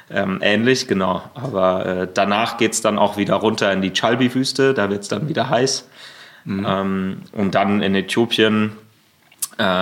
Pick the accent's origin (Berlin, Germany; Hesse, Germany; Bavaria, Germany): Berlin, Germany; Ja, ja, ja, Berlin. genau.